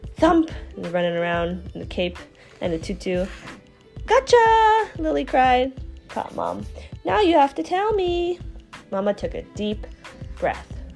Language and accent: English; China; I'm from China.